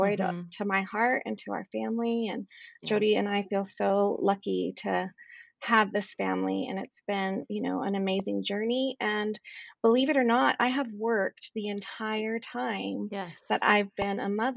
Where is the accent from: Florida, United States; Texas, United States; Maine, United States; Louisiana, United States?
Texas, United States; moved away as an adult; now in Utah, United States; I grew up in Texas.